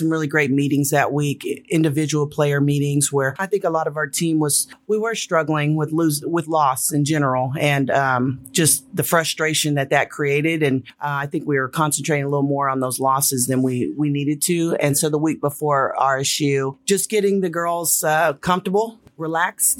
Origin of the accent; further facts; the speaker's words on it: California, United States; I'm from California